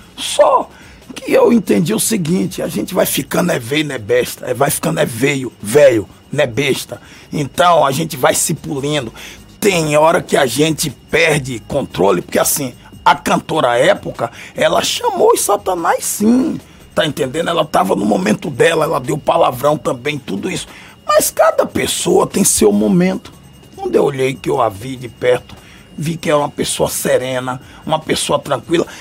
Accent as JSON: {"language": "Portuguese", "town": "Salvador", "region": "Bahia", "country": "Brazil", "tie": "born or raised there", "said": "prefeito desta cidade, onde nasci, no subúrbio, em Piripiri, vendi picolé, geladinho, fui cobrador de ônibus, fui feirante"}